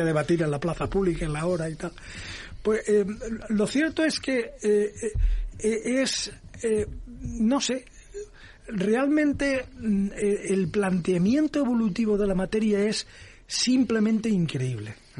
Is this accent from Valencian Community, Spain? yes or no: yes; Valencia, Valencian Community, Spain; also born or lived in United States; Valencia, que es mi tierra